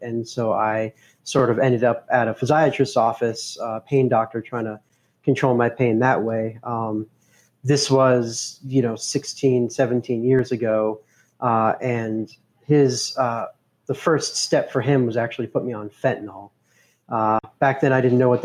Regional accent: Boulder, Colorado, United States; I was born and raised in Boulder, Colorado

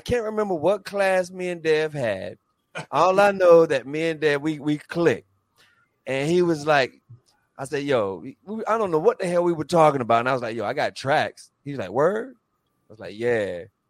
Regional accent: North Carolina, United States; You know, I'm from North Carolina.

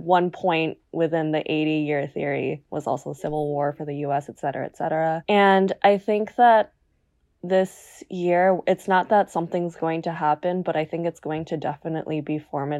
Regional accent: New Jersey, United States; So obviously I'm American. Mm-hmm. And having grown up in New Jersey, I think like I was really taught about pretty much everything.

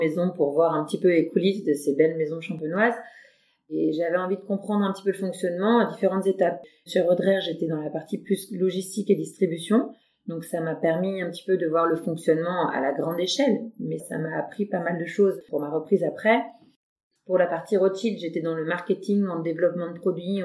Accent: Louvois, Grand Est, France; j'ai grandi un peu à Louvois et j'y vis maintenant

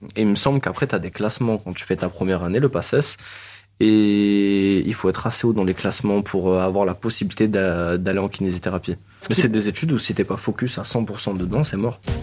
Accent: Marseille, Provence-Alpes-Côte d'Azur, France; je suis né à la Conception. J'ai fait mon école au cours Julien

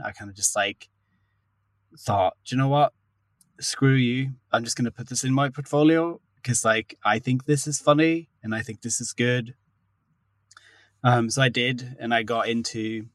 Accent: Sweden; moved away as an adult; now in London, United Kingdom; I'm from Sweden originally, but I've been based in London for the past, it's like 8 years now

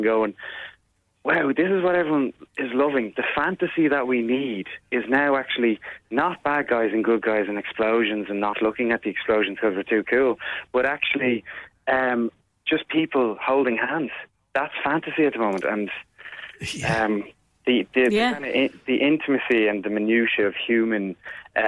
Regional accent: Ireland; I'm Irish

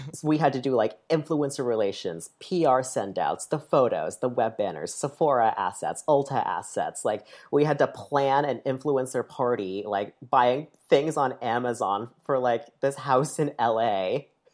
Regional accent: near Lake Placid, upstate New York, United States; I grew up in upstate New York

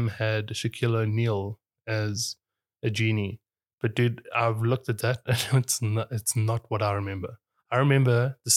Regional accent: South Africa; we're South African

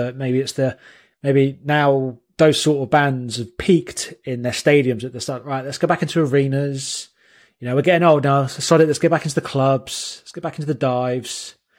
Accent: High Wycombe, South East England, United Kingdom; The band you're thinking of is …, because they're from my own my hometown of High Wycombe.

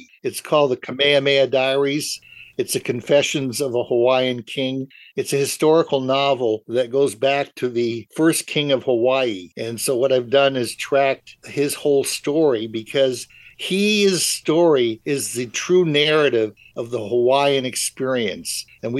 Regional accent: Germany; now in United States; because I'm originally from Germany.

